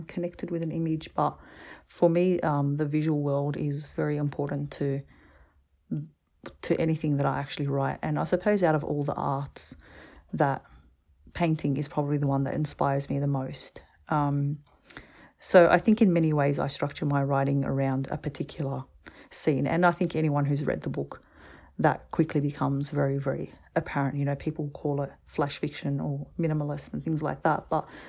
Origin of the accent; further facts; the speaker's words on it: Australia; I'm like, I'm from Australia. It's very clear.